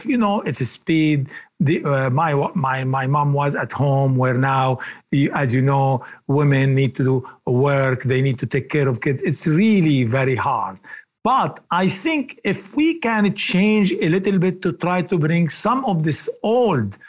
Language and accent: English; Lebanon; moved away; when I was little boy growing up in Lebanon